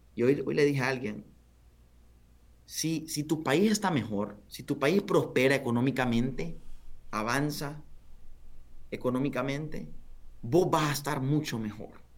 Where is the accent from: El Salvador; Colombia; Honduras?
Honduras; somos hondureños